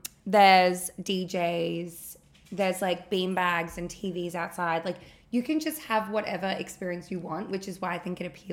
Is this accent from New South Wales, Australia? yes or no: no; Melbourne, Victoria, Australia; moved away; I'm from Melbourne.